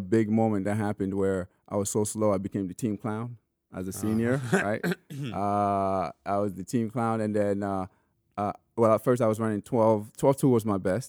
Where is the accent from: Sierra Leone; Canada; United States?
Sierra Leone; born there; I was born in Sierra Leone, but I mean, it was just at better hospital.